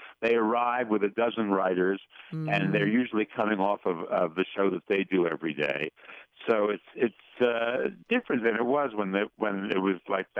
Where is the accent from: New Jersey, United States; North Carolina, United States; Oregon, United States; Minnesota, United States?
New Jersey, United States; Paterson; also born or lived in New York; I was born in New York, and I was taken to Paterson, New Jersey, in 4 days.